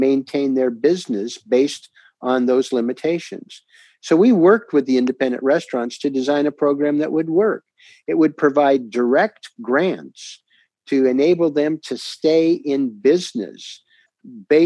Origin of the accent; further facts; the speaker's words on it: Portland, Oregon, United States; my hometown of Portland, Oregon